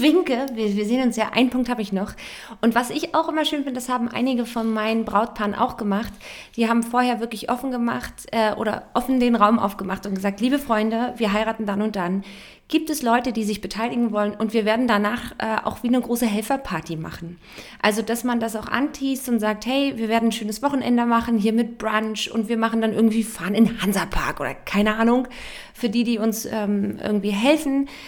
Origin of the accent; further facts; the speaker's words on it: Germany; wir Deutsche